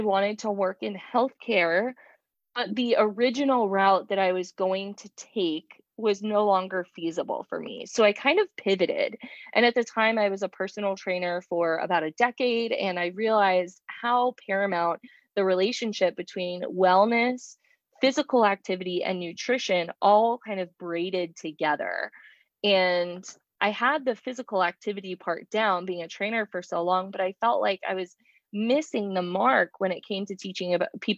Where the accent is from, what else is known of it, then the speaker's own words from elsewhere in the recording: Pinellas County, Florida, United States; I'm from the Pinellas County side of the Bay